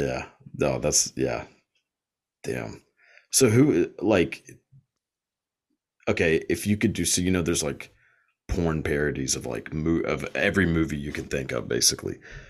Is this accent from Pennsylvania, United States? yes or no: no; Texas, United States; accent: Southern; Like, I mean, I'm from Texas, so super southern, but like, I think I've kind of gotten rid of mine.